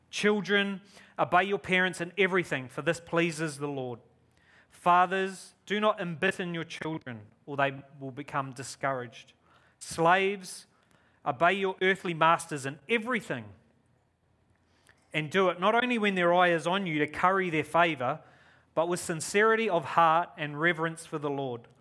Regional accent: New Zealand; moved away as an adult; now in Australia; I'm a Kiwi. You could probably hear my accent. It's weird because when I'm here, I'm a Kiwi. When I go to New Zealand, oh, you're such an Aussie.

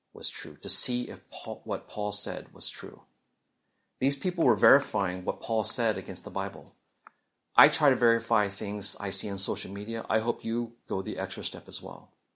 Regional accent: Midwest, United States; growing up in the Midwest

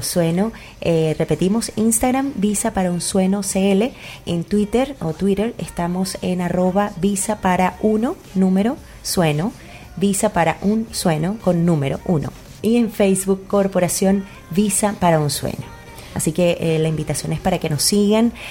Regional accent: Venezuela; moved away as an adult; now in Chile; cómo somos los venezolanos

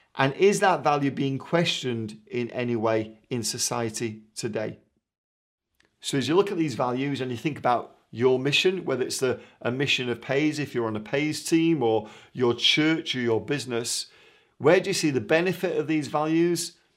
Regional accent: Manchester, North West England, United Kingdom; moved away; I'm from Manchester originally

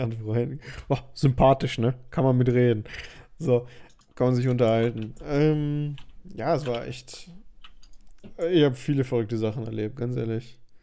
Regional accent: Germany; ich komme aus Deutschland

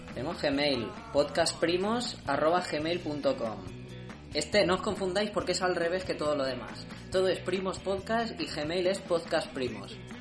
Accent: Montmeló, Catalonia, Spain; mi pueblo está ya no es Cataluña

